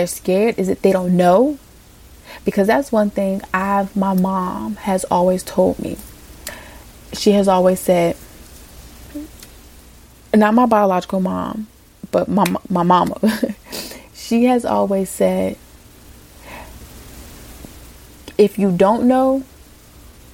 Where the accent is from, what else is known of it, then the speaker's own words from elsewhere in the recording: Virginia, United States; moved away as an adult; also born or lived in California; I was moving back home to Virginia.